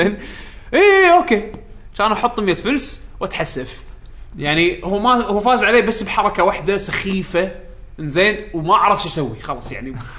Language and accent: Arabic; Kuwait; عندنا بالكويت